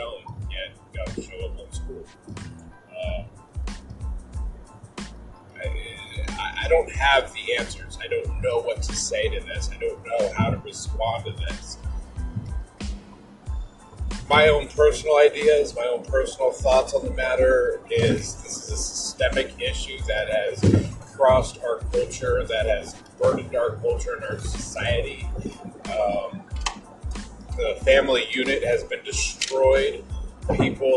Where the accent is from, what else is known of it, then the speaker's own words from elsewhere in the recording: Des Moines, Washington, United States; my hometown of Des Moines, Washington